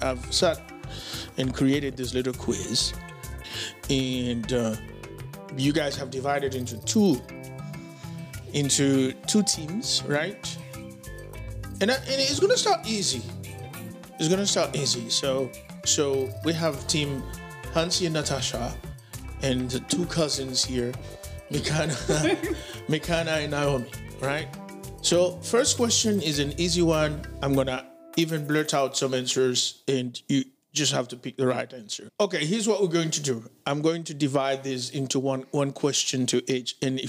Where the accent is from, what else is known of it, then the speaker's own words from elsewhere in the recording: Dominican Republic; now in New York, United States; it was easier for me to identify and hang out with a Spanish-speaking crowd because I grew up in the Dominican Republic.